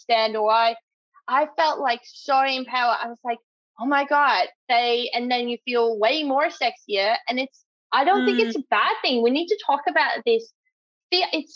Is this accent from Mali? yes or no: no; Netherlands; moved away as an adult; now in Australia; I'm from the Netherlands